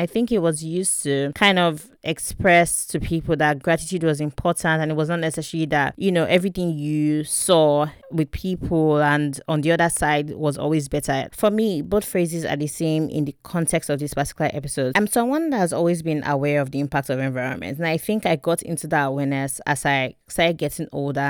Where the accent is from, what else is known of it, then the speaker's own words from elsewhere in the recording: Warri, Delta, Nigeria; Like how going to boarding school outside of Warri, where I grew up, by the way, I grew up in Warri.